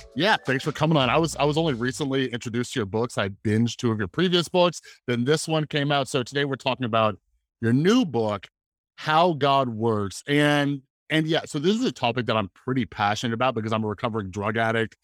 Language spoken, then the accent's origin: English; Las Vegas, Nevada, United States; I grew up here in Las Vegas